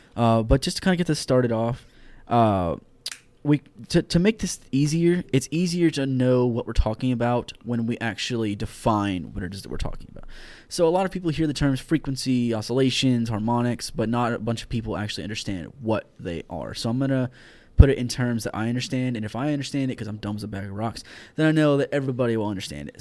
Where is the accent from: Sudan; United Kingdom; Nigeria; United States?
United States; Houston, Texas; moved away; I am from Houston, Texas, born and raised.